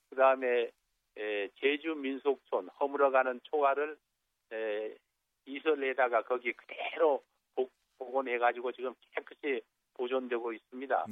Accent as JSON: {"language": "Korean", "region": "Jeju", "country": "South Korea", "tie": "born or raised there", "said": "우리 고향에"}